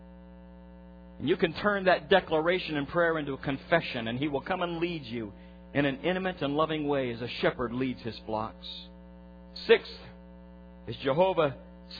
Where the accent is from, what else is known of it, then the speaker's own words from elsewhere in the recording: Nebraska, United States; I'm a farm kid. I grew up in Nebraska